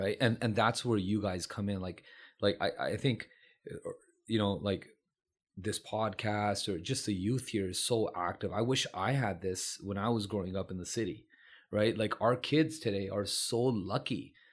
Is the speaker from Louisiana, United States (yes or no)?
no; San Francisco, California, United States; did I get a good education growing up in San Francisco